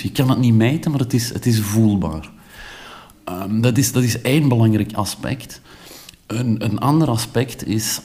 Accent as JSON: {"language": "Dutch", "country": "Belgium", "said": "als Belg"}